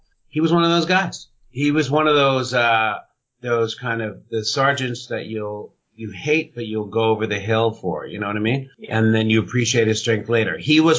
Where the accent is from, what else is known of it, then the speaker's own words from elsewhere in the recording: Philadelphia, Pennsylvania, United States; also born or lived in Toronto, Canada; so, you know, I'm a North American and so I was brought up in Philadelphia and in Toronto.